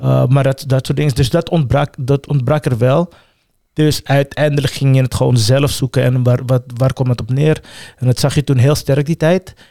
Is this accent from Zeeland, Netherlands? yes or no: no; The Hague, South Holland, Netherlands; also born or lived in Suriname / Amsterdam; ik ben merendeels in Transvaal opgegroeid